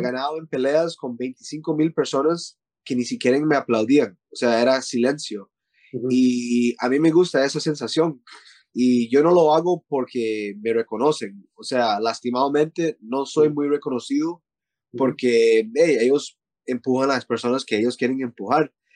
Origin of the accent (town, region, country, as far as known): Costa Rica; moved away; also born or lived in Canada / Thailand